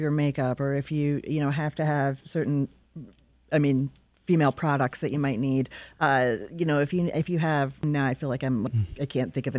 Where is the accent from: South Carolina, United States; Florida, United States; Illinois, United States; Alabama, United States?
Alabama, United States; now in Detroit, United States; I'm from Alabama. I think you have to be born here